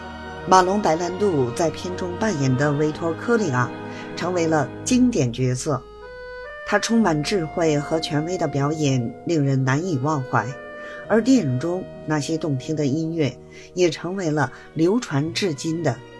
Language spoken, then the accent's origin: Chinese; Beijing, China; ，希望呢，大家每天都能享受到电影和电视剧带来的欢乐。